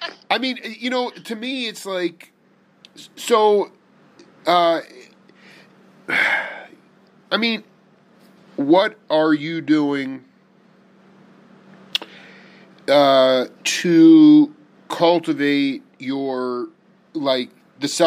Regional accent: Long Island, New York, United States; I was raised in Long Island

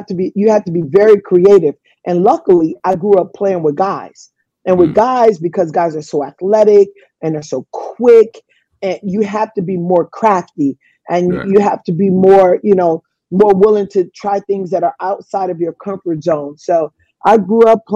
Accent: Los Angeles, California, United States; moved away as an adult; also born or lived in Italy / Sugar Land, Texas; I grew up in the inner city of Watts in Los Angeles

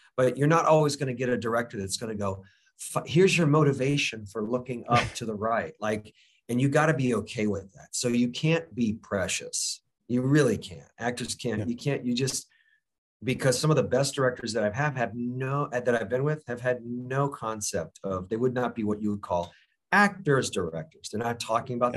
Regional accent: Florida, United States; I grew up in Florida

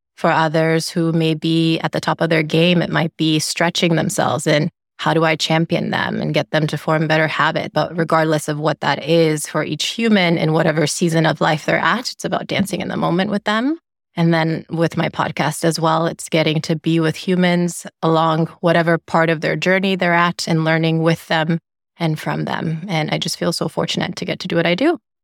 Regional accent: Freetown, Western Area, Sierra Leone; now in United States; I grew up in Sierra Leone in West Africa, and I love to share that the capital city where I grew up is called Freetown

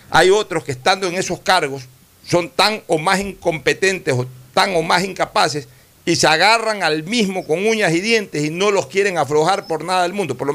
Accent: Guayaquil, Guayas, Ecuador; Este, mi mamá es de Manta, yo soy de Guayaquil.

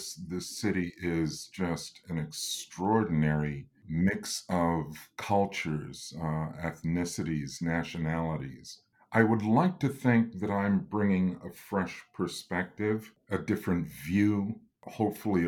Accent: Lansing, Michigan, United States; moved away as an adult; now in Detroit, United States; I was originally from Lansing, Michigan, just 90 miles up the road

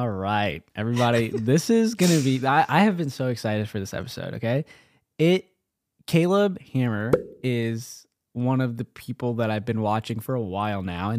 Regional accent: India; I'm Indian.

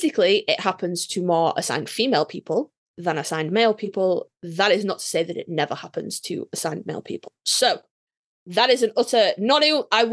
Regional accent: United Kingdom; we're British

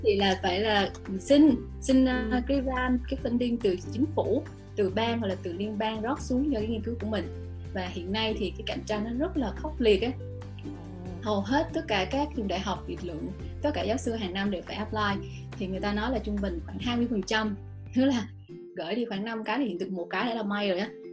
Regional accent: Vietnam; moved away as an adult; now in United States; phụ nữ mình mà từ Việt Nam sang

